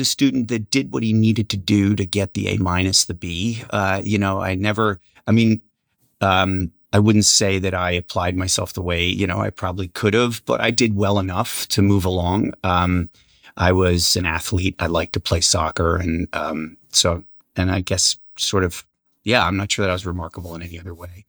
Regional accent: Vineland, New Jersey, United States; moved away; also born or lived in Madison; I grew up in that rural town called Vineland, went to high school there

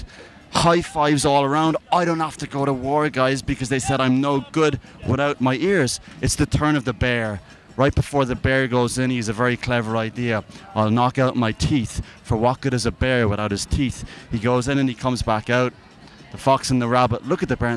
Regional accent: Ireland; I'm Irish

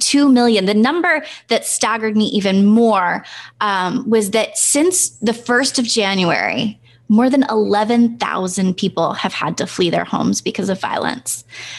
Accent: Senegal; We grew up, Brandon and I grew up in Senegal.

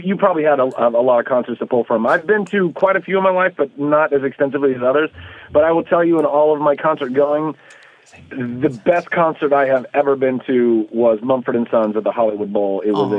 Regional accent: Canada; I'm Canadian. I don't know if I've mentioned that.

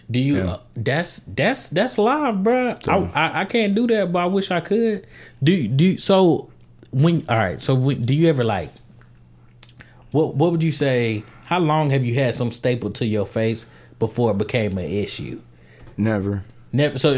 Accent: Atlanta, Georgia, United States; I'm from Atlanta.

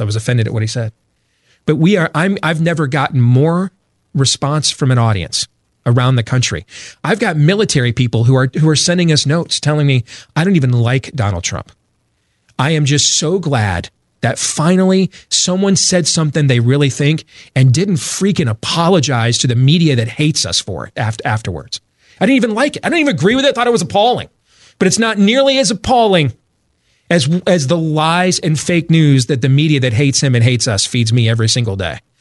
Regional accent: Grand Rapids, Michigan, United States; now in Des Moines, United States; I grew up in Grand Rapids, Michigan, but I was born in, in, here in Des Moines, Iowa, and that's where I raised my family now

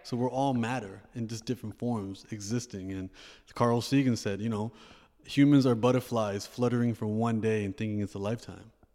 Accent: Toronto, Ontario, Canada; I also grew up in Canada

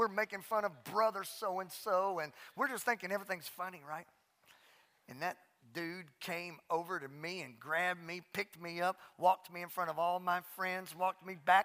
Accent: Southwest Louisiana, United States; The church I grew up in Southwest Louisiana

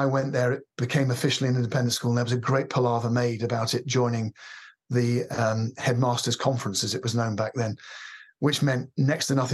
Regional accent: London, United Kingdom; I was born in South London, and I went to school I went to a prep school, actually, not for very long, called Donhead in Wimbledon.

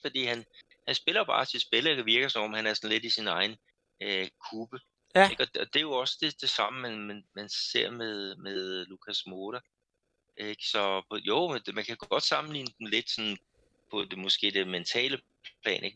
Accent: Denmark; now in Brazil

